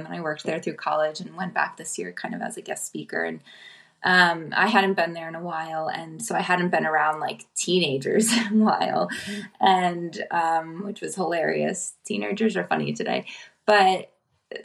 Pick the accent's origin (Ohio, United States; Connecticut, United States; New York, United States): New York, United States; Upstate; born or raised there; moved away as an adult; now in Philadelphia, United States